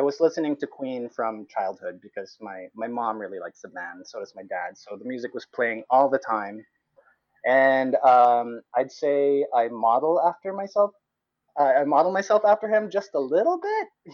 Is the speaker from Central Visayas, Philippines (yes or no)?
yes; Cebu, Central Visayas, Philippines; moved away as an adult; now in Halifax, Canada; I am Filipino Canadian. I grew up in Cebu